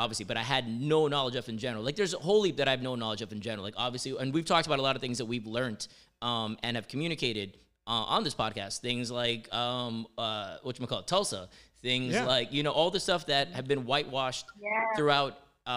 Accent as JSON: {"language": "English", "country": "Jamaica", "tie": "born or raised there", "said": "Because I grew up in Jamaica"}